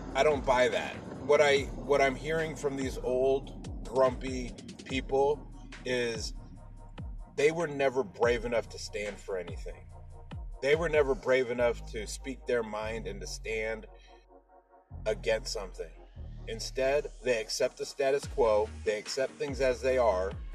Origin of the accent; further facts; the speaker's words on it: Mexico; I'm not Irish. I am Mexican